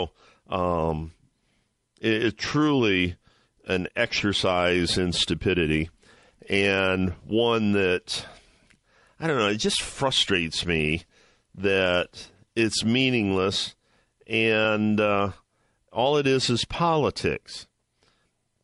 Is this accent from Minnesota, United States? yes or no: no; Ohio, United States; my home state of Ohio